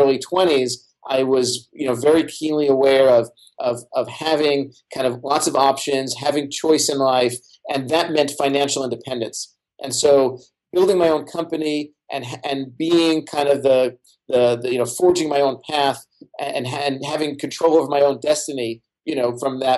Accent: New York City, New York, United States; Brooklyn where I grew up

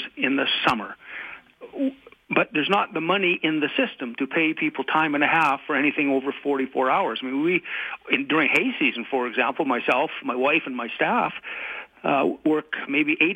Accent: Calgary, Alberta, Canada; In my life experience here in Alberta, and I'm born and raised in Calgary

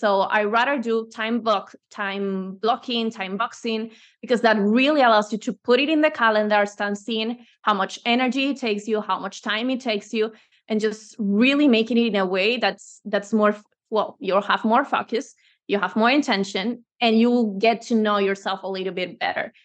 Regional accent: Venezuela; moved away as an adult; now in Spain; I'm originally from Venezuela, but I believe in, in Spain from, like, since ten years ago

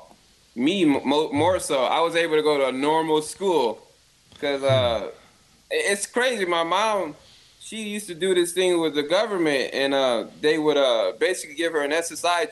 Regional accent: Compton, California, United States; I was born in Compton, in California

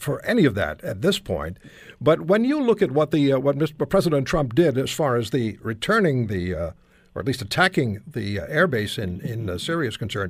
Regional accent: Montreal, Quebec, Canada; I grew up in Montreal

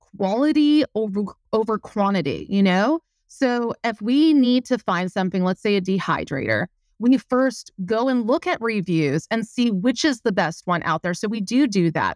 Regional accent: Quebec, Canada; moved away as an adult; also born or lived in Montreal, Quebec; now in Windsor, Canada; I'm from Quebec

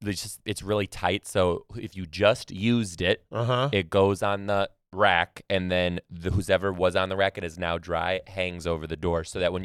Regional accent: Michigan, United States; moved away; Especially as a young tyke growing up in Michigan.

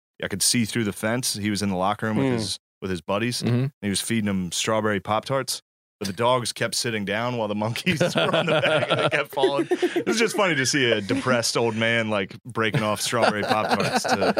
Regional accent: Mechanicsburg, Pennsylvania, United States; I'm from Central PA originally. I lived in Philly recently.

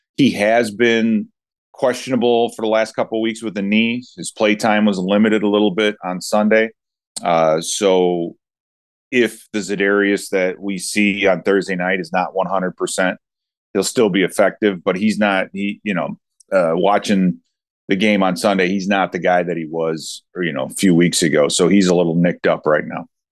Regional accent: Chicago, Illinois, United States; I grew up in Chicago

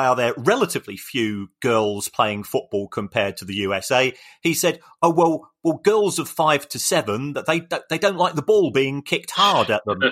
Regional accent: Brighton, South East England, United Kingdom; I'm from Brighton

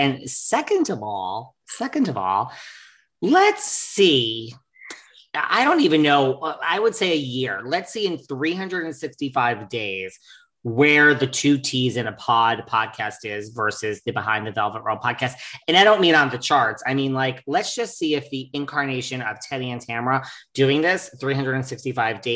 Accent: New York City, New York, United States; I'm a single jaded New Yorker

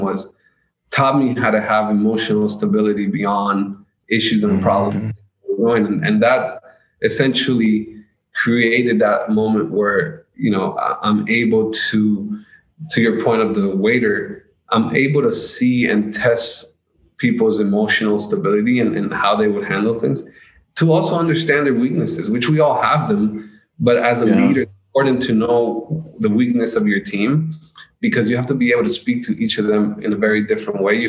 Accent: United States; also born or lived in Colombia; I'm from America

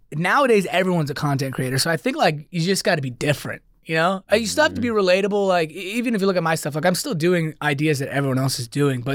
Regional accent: Queens, New York, United States; also born or lived in Dix Hills; No, I grew up in New York, born and raised. I just went to Texas

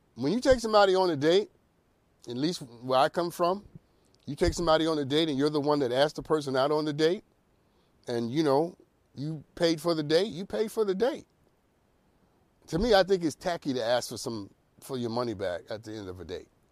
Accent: New York City, New York, United States; I'm from the Bronx.

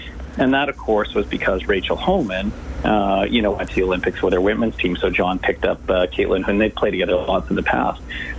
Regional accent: Canada; You know, as a Canadian, I see our medal count rising.

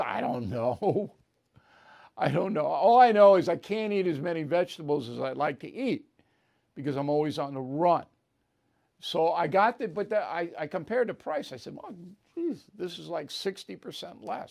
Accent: New Hampshire, United States; I'm from the Live Free or Die state.

